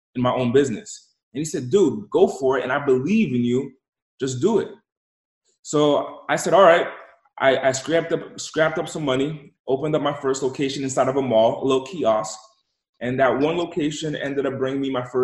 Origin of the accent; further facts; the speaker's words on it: Rhode Island, United States; I'm originally from the East Coast, came from the smallest state in the country, and I was raised